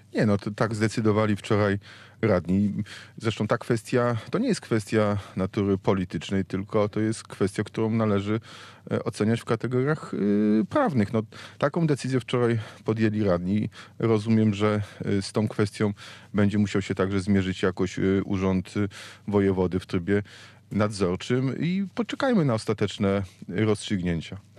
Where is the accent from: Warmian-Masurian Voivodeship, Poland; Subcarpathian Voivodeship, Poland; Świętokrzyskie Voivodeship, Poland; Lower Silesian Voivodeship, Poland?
Lower Silesian Voivodeship, Poland; Wrocław; jestem wrocławianinem, to jestem także dolnoślązakiem